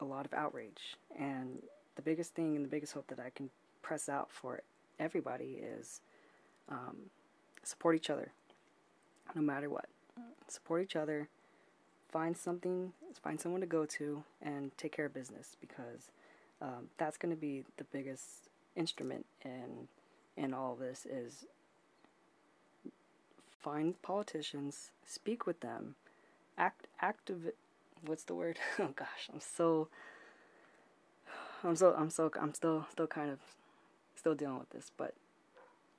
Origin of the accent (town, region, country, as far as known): United States